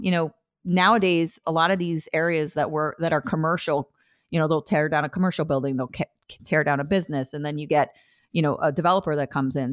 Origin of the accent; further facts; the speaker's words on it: New Jersey, United States; now in Portland, United States; I'm from New Jersey. We have the best